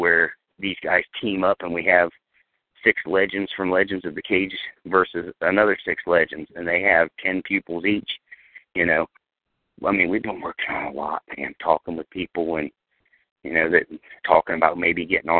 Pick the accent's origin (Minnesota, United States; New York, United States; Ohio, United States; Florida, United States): Ohio, United States; just north of Dayton; I'm from Ohio. You know that, right? Just north of Dayton